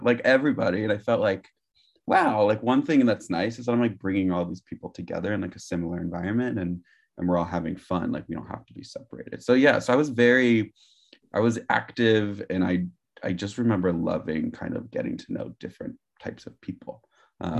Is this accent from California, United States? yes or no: yes; Gilroy, California, United States; moved away; also born or lived in Morgan Hill, California; I was born in Gilroy, California